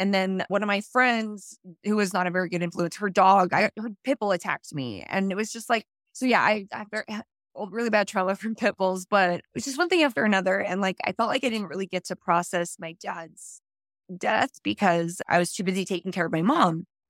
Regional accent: St. George, Utah, United States; So growing up in St. George, I was a very, very conservative, religious, LDS standard household.

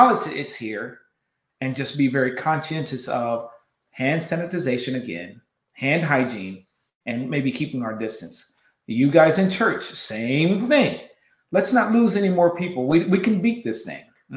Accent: West Coast, United States; I'm from the West Coast

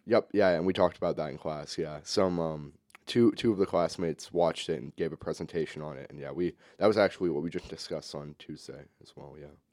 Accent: St. Louis, Missouri, United States; I'm from Saint Louis, Missouri. That's my hometown.

